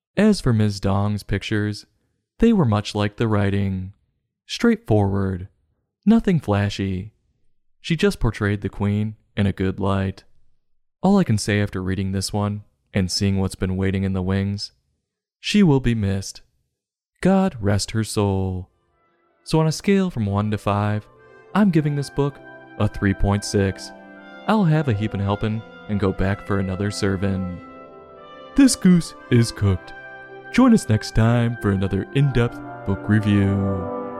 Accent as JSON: {"language": "English", "country": "United States", "said": "being an American"}